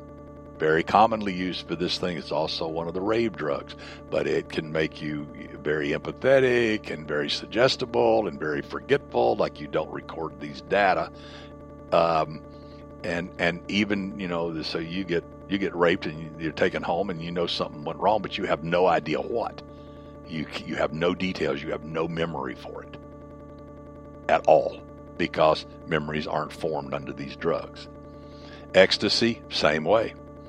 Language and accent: English; the South, United States; growing up in the South